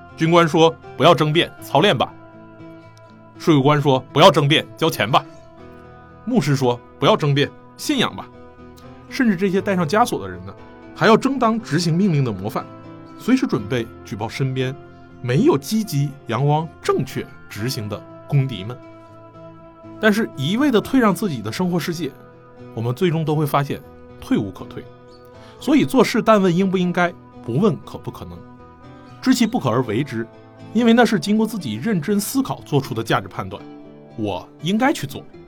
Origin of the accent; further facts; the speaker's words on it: China; 我们中国人